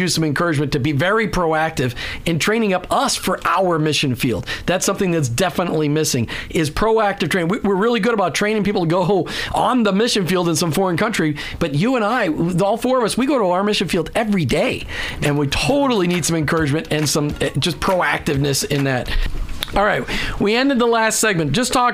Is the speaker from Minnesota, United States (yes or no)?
yes; Minnesota, United States; now in Florida, United States; in the Midwest, where I grew up in Minnesota